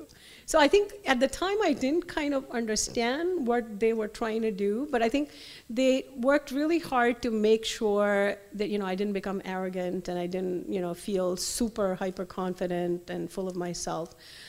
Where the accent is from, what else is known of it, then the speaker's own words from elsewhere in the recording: Delhi, India; Luckily, I grew up in Delhi. Everything was offered in Delhi.